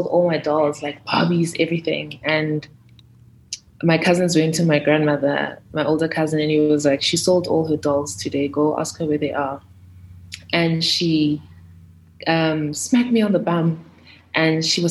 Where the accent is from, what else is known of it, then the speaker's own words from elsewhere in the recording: Johannesburg, Gauteng, South Africa; also born or lived in Sandton; I grew up in Soweto, first 8 years of my life. And then I moved to the Burbs with my mom.